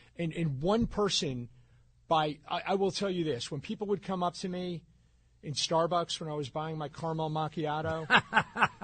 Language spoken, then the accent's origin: English; New Jersey, United States; I grew up in North Jersey